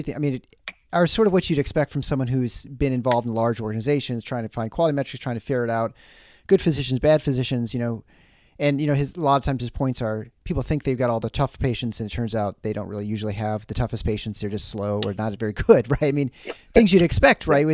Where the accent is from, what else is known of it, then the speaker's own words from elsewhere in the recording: Midwest, United States; we bear as Midwesterners